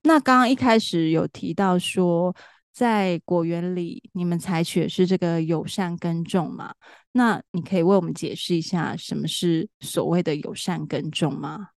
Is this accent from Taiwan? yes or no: yes; Taichung, Taiwan; 我自己本身是台中人